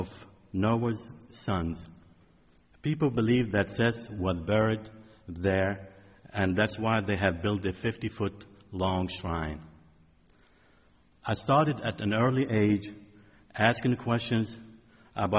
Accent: Bekaa Valley, Beqaa, Lebanon; now in United States; The town I grew up in is located in the Bekaa Valley, surrounded by two stretches of mountains.

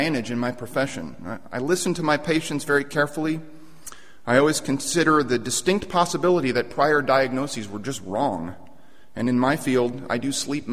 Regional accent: Mission Viejo, California, United States; I grew up in Southern California, and I spent my junior high and high school years in a place called Mission Viejo, deep inside the Orange Curtain

